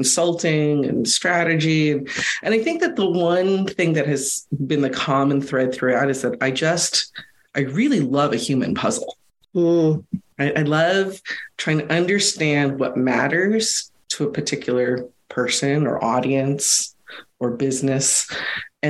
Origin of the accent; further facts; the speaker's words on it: United States; being American born Chinese, ABC